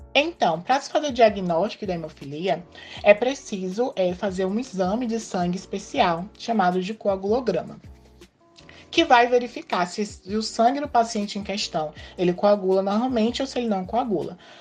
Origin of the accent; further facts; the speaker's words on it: Itabuna, Bahia, Brazil; sou natural aqui de Tabuna